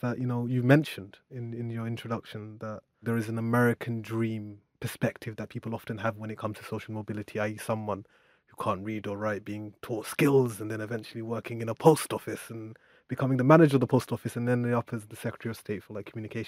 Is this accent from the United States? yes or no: no; London, United Kingdom; growing up in Tower Hamlets, I of course grew up next to my school